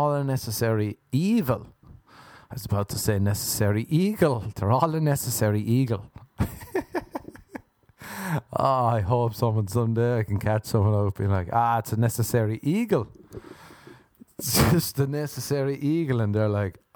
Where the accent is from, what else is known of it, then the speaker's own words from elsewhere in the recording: Ireland; I'm an Irishman